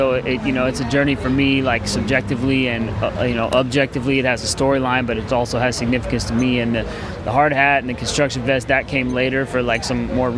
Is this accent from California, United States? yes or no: yes; San Rafael, California, United States; also born or lived in Sacramento, California; now in Richmond, United States; I'm from, like, San Rafael area originally, born in Sacramento